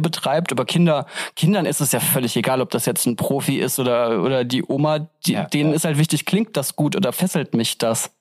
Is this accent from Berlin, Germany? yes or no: no; Hesse, Germany; moved away; Ich komme jetzt gebürtig äh, aus Hessen